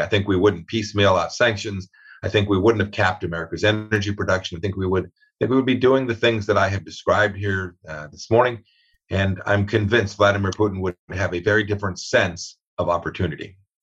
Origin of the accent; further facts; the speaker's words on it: Kansas, United States; I'm from Kansas, a farm state.